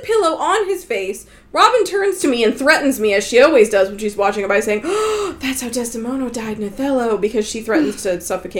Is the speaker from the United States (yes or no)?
no; Canada; also born or lived in Vancouver; Okay, we grew up in Canada, which is like why we don't know Spanish.